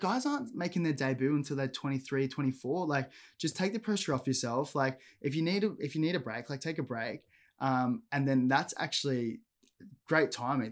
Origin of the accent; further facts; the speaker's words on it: Gold Coast, Queensland, Australia; I grew up on the Gold Coast, um, predominantly Palm Beach